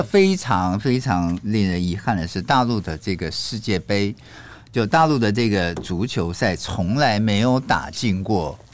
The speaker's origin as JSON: {"language": "Chinese", "country": "Taiwan", "also_born_or_lived": "mainland China", "moved": "as an adult", "lives_now": "China", "said": "灰色收入跟黑色收入是我们台湾这边很难看得到"}